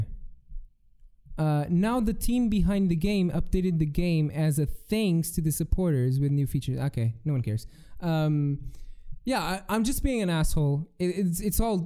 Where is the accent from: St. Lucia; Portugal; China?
Portugal; I'm from Portugal